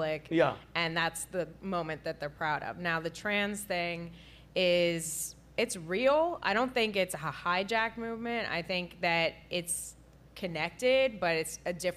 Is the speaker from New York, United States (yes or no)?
yes; New York, United States; Growing up in New York